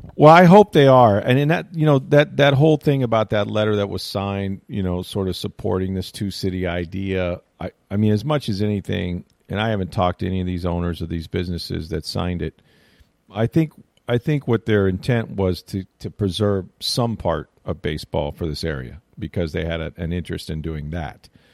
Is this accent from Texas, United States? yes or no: no; St. Petersburg, Florida, United States; I grew up in Saint Pete